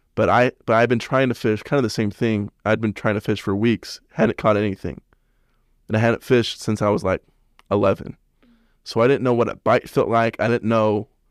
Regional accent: Salt Lake City, Utah, United States; I'm from Salt Lake

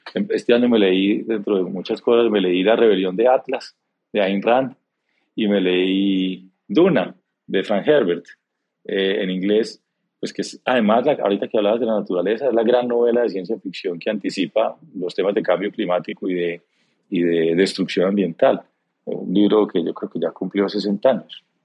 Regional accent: Antioquia, Colombia; crecí educado como un antioqueño tradicional

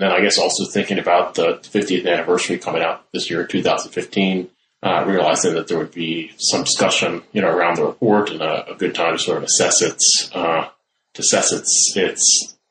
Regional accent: Williamsburg, Virginia, United States; now in Ireland; I grew up in Williamsburg, Virginia, and past several years I've been teaching overseas since 2008 in Ireland at Trinity College.

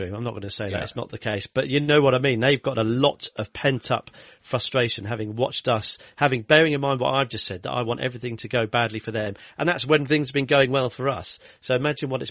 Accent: Kenilworth, West Midlands, United Kingdom; also born or lived in Leamington Spa; I was born in Leamington Spa. I lived in Kenilworth for my formative years

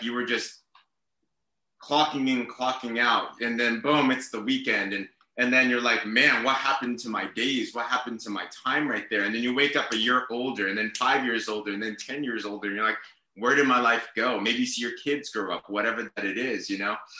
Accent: San Diego, California, United States; moved away as an adult; also born or lived in China; now in Bay Area, United States; I was born in China, but I came when I was 6 months old. So I'm pretty much American. I can understand Chinese. I can't speak it. I have a horrible accent, but I grew up in San Diego

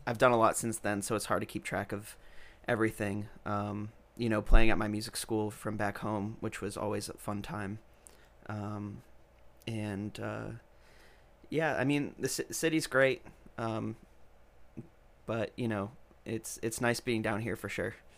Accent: New York, United States; also born or lived in Rhode Island; now in Nashville, United States; I'm originally from New York.

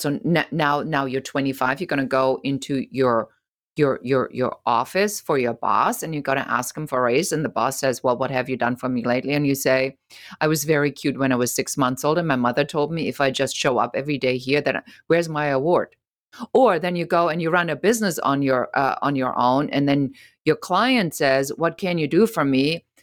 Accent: Germany; moved away; I'm originally from Germany

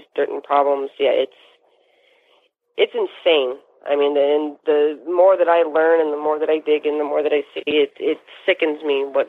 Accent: Chicago, Illinois, United States; I'm proud to say I'm from Chicago

